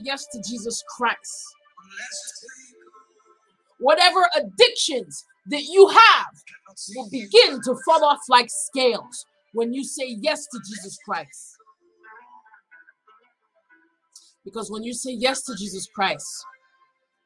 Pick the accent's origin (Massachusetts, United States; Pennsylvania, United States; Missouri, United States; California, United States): Massachusetts, United States; Boston; growing up in an inner city, growing up in Boston